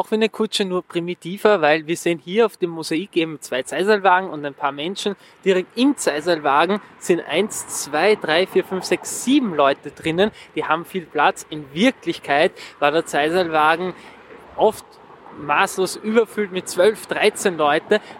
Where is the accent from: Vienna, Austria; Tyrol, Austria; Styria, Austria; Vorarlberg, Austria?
Vienna, Austria; Ich bin wirklich drei Häuserblocks von hier entfernt aufgewachsen.